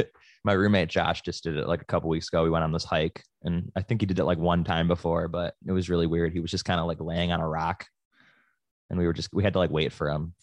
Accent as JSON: {"language": "English", "town": "Buffalo", "region": "New York", "country": "United States", "moved": "yes", "said": "Yeah, we have Lake Erie back in Buffalo."}